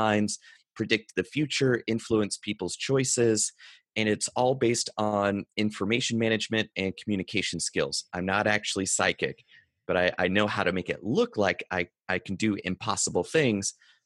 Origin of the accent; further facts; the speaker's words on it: North Carolina, United States; I grew up in North Carolina on a dirt road in a single wide